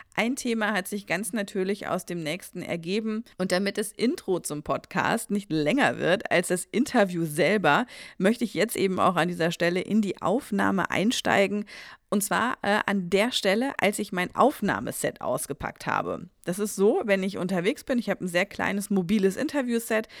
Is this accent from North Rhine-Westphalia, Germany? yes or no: no; Saarland, Germany; now in Hesse, Germany; ich bin Saarländerin.